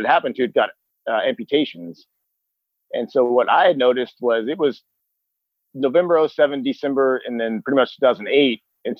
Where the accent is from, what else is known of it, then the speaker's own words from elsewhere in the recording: Texas, United States; I'm from Texas.